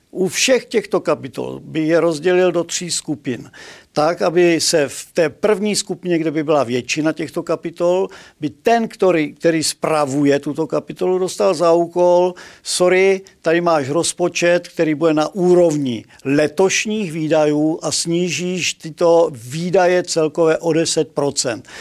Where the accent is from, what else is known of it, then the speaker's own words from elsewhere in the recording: Moravia, Czechia; u nás na Moravě